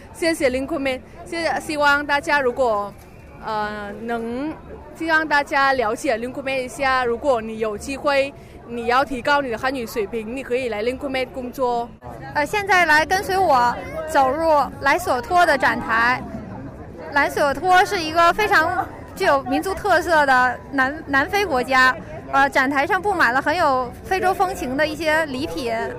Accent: Hanoi, Vietnam; Chinese is a second language; moved away as an adult; now in Beijing, China; 我是来自河内的，所以我们河内人也有自己的衣服

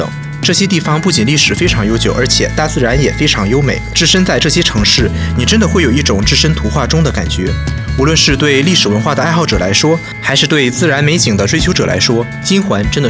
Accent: China; now in Russia; 从这个角度看，我会觉得我已经是俄罗斯这个社会的一员了。但毕竟我是一个中国人，我也不会忘记这一点，因为你的任何行为都代表着你的民族与国家。

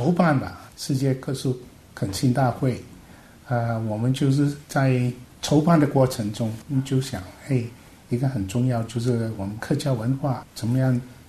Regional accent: Guangdong, China; now in Hong Kong; 小的时候就是爸爸妈妈提醒我们，我们家乡就是中国的广东，

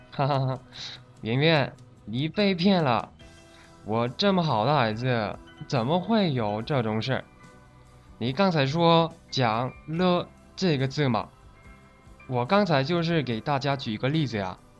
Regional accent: South Korea; Chinese is a second language; moved away; 我是来自韩国的

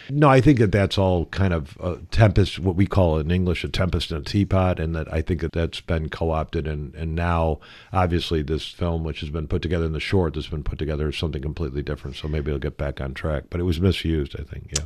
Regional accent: United States; moved away; growing up in America

